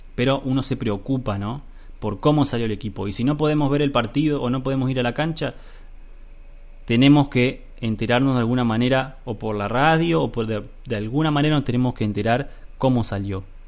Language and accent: Spanish; Argentina; nuestra vida de hombres argentinos